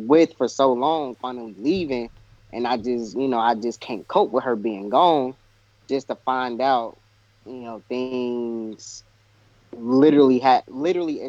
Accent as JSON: {"language": "English", "town": "Kansas City", "region": "Missouri", "country": "United States"}